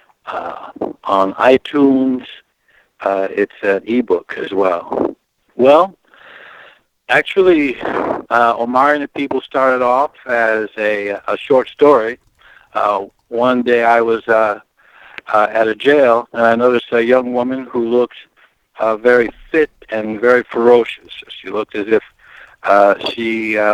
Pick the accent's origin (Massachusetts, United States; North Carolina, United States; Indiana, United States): Indiana, United States; Gary; also born or lived in Chicago, Illinois; I was born in Chicago, raised in Gary